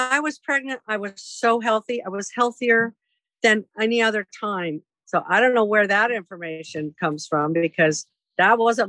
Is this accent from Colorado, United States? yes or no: yes; Aurora, Colorado, United States; So I grew up in Aurora, in a little house on Worcester Street.